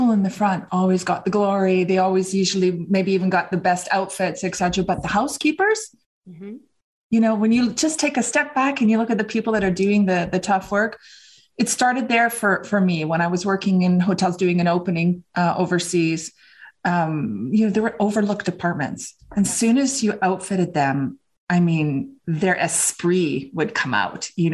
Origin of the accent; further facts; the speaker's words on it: Vancouver, British Columbia, Canada; I grew up in Vancouver in British Columbia, Canada